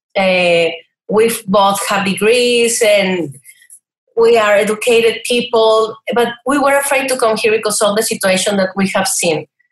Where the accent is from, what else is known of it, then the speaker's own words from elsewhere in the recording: Chihuahua, Mexico; moved away as an adult; also born or lived in El Paso, Texas / Brazil / New Zealand; now in Riverside, United States; I grew up in Chihuahua. Yeah, it's a state, it's not only a dog.